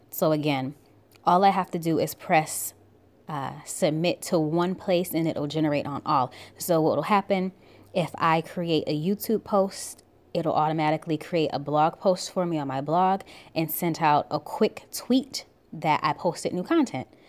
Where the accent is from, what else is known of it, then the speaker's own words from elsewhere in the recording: Buffalo, New York, United States; now in Georgia, United States; I'm originally from Buffalo, New York